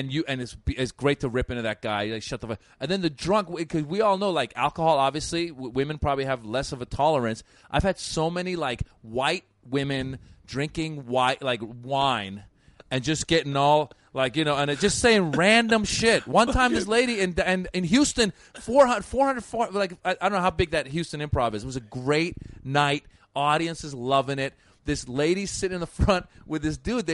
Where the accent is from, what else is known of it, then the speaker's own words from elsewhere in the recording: Iran; now in Los Angeles, United States; I live in L.A., but I'm originally from Iran